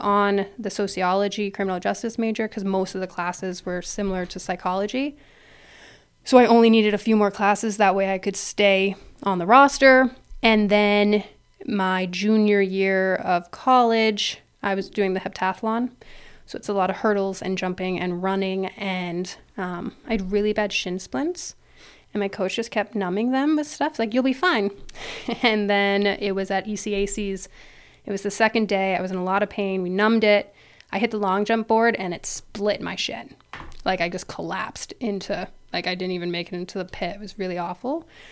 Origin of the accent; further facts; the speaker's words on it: Ontario, Canada; moved away as an adult; also born or lived in Toronto area, Ontario / Thunder Bay, Ontario / England; now in United States; I am Canadian, born and raised